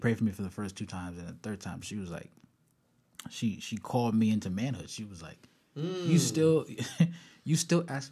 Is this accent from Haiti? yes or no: yes; Haiti; now in United States; I was born in Haiti, right? I came to the U.S. when I was about one or something like